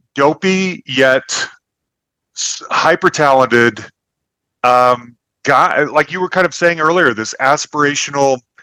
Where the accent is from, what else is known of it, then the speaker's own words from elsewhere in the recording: Salt Lake City, Utah, United States; now in Denver, United States; I grew up Mormon in Salt Lake City